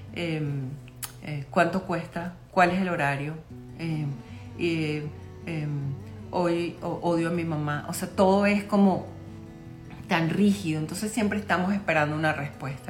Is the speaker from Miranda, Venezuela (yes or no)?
no; Caracas, Capital District, Venezuela; yo soy de Caracas, Venezuela